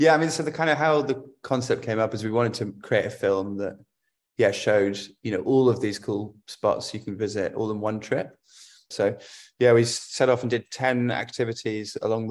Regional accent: Lake District, Cumbria, North West England, United Kingdom; I grew up in the Lake District in Cumbria.

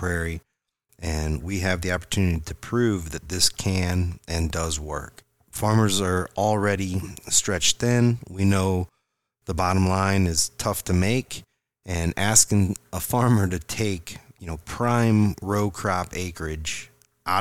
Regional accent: Indiana, United States; moved away; I grew up in Indiana

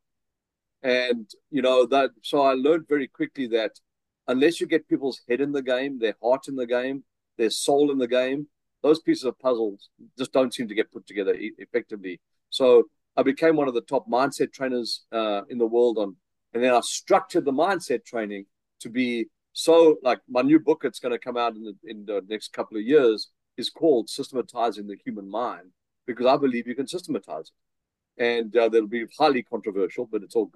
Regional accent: South Africa; accent: South African; moved away as an adult; now in Vancouver, Canada; I still have my South African accent

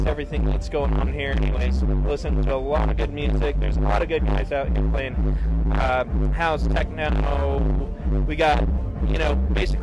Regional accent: Albuquerque, New Mexico, United States; I'm from Albuquerque, New Mexico

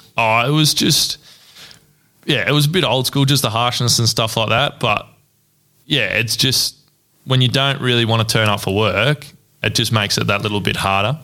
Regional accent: Ballarat, Victoria, Australia; born and bred in Ballarat.

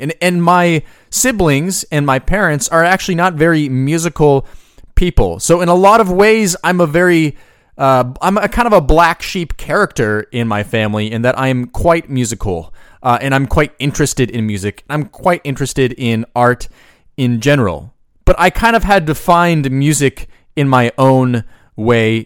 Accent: Boise, Idaho, United States; I grew up in Boise, Idaho

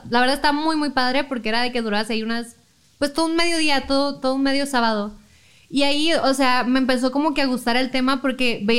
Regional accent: Chihuahua, Mexico; moved away as an adult; yo no soy aquí, yo soy de Chihuahua. Ah, pero me vine acá para estudiar porque ya no estaba la carrera.

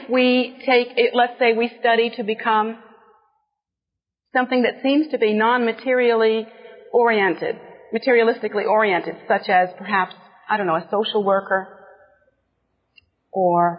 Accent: United States; here in our America

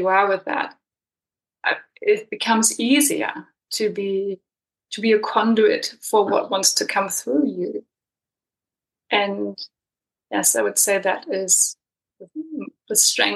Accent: Germany; moved away as an adult; also born or lived in Berlin / Peru; now in New Zealand; I'm coming from Germany, so I wasn't really brought up with a framework for ancestral reverence

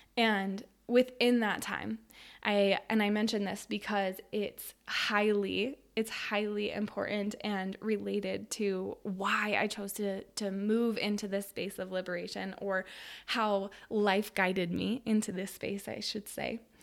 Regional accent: Western Colorado, United States; I grew up in Western Colorado, in a small city

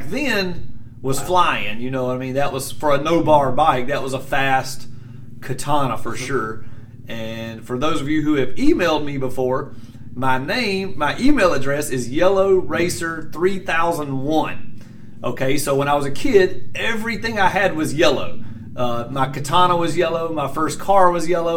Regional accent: Greer, South Carolina, United States; Greer Dragway is where I started. That's my hometown

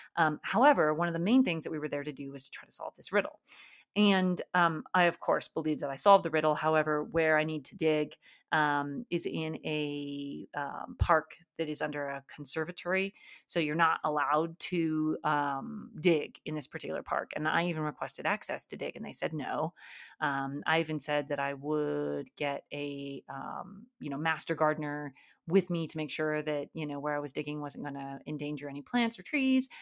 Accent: Alaska, United States; I grew up in Alaska

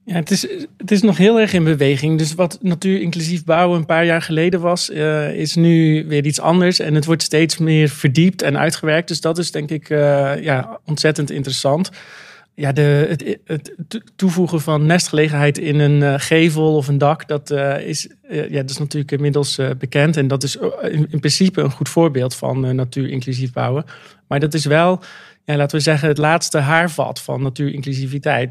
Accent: Zeelandic Flanders, Netherlands; ik ben een Zeeuws-Vlaming, opgegroeid in een dorp.

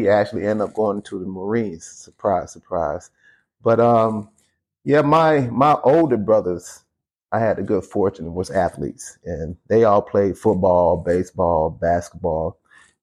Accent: Waterloo, South Carolina, United States; now in Minnesota, United States; I'm originally from Waterloo, South Carolina. It's a small town in the upper state of South Carolina

